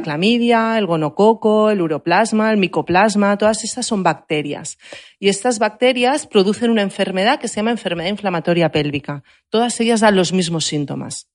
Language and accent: Spanish; Barcelona, Catalonia, Spain; yo que soy de Barcelona